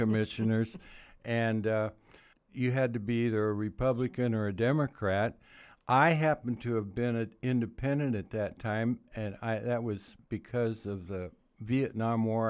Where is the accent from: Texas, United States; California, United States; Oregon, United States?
Oregon, United States; Roseburg; also born or lived in Prairie City, Oregon / Eugene, Oregon; I was born in Prairie City. After the war, we came to Roseburg. My dad was a builder. We got a farm out uh, side of Roseburg